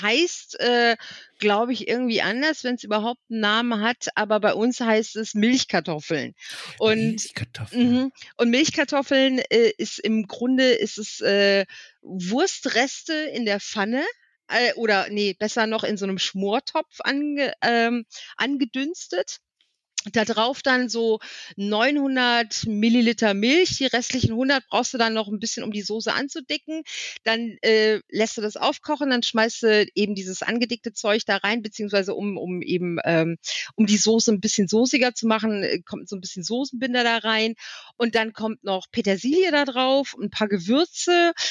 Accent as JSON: {"language": "German", "town": "Wipperfürth", "region": "North Rhine-Westphalia", "country": "Germany", "tie": "born or raised there", "moved": "yes", "lives_now": "Alsfeld, Germany", "said": "Wipper führt, also meine Heimatstadt hat, glaube ich, 25.000"}